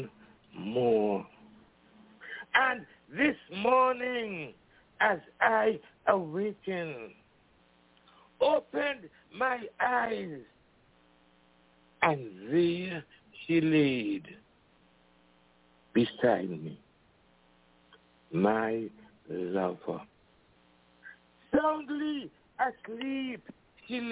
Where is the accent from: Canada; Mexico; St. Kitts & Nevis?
St. Kitts & Nevis; now in United States; I'm from the islands, you know, I'm from St. Kitts, you know, we got our independence from England, and I grew up singing God Save the Queen